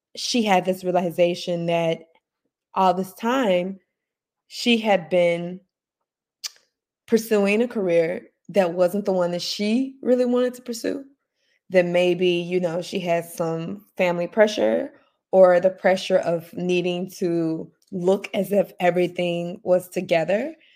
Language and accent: English; Memphis, Tennessee, United States; moved away; I am recording this morning from my hometown, uh, Memphis, Tennessee.